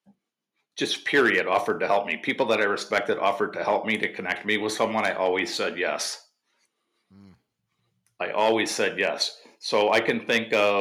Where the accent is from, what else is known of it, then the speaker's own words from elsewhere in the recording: Wisconsin, United States; I grew up in Wisconsin